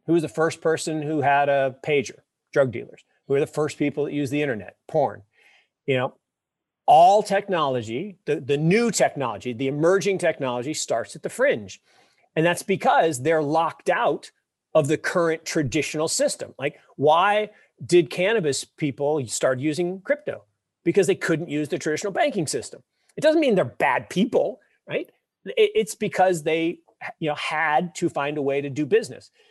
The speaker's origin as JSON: {"language": "English", "town": "Seattle", "region": "Washington", "country": "United States", "tie": "born or raised there", "said": "I grew up in Seattle"}